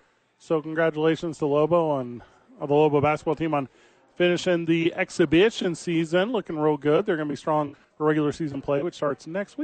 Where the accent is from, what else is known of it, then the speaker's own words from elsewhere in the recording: St. Louis, Missouri, United States; I grew up in St. Louis, Missouri. I was doing radio in St. Louis, Missouri.